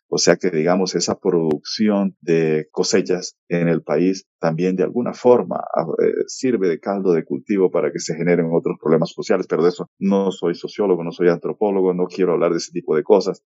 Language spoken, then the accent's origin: Spanish; Valledupar, Cesar, Colombia; soy oriundo de Valledupar y nací y crecí en la década del 70